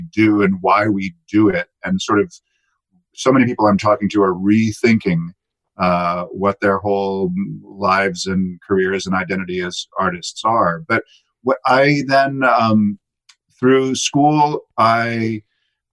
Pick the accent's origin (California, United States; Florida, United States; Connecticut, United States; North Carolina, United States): California, United States; Salinas; I grew up in Salinas, California, on the central coast of California, just inland from Monterey